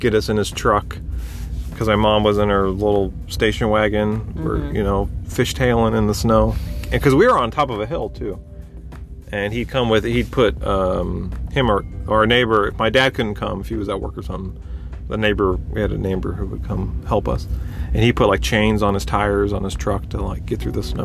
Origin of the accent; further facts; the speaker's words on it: Colorado, United States; also born or lived in California; now in Texas, United States; I grew up in Colorado, partially. So I think the first day we moved to Colorado from California